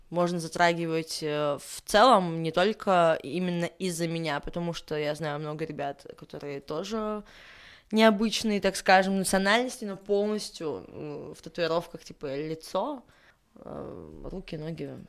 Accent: Armenia; Мне 25, э, я армянка, да, делаю татуировки

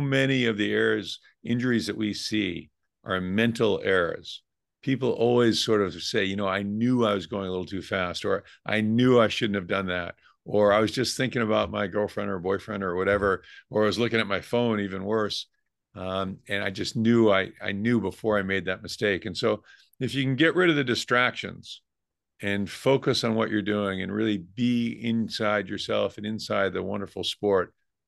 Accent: Rhode Island, United States; now in California, United States; I grew up in Rhode Island, so we would always go up to New England and ski.

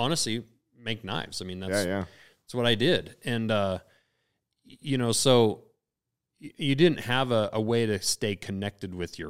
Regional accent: Lincoln, United States; I grew up in Lincoln

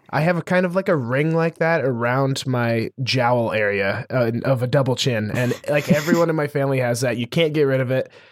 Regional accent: Montana, United States; growing up in Montana, which is one of the cheapest states to, like, live and operate

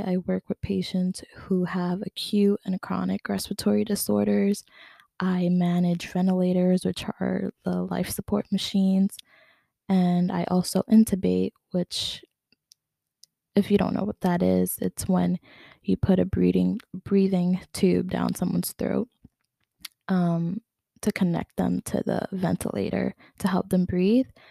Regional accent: New York City, New York, United States; now in Long Island, United States; I'm originally from Queens, but I recently moved to Long Island.

